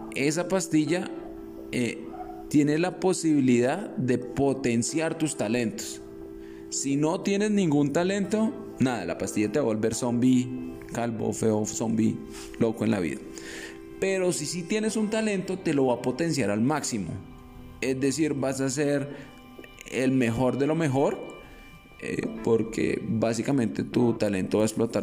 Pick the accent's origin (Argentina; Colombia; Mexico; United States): Colombia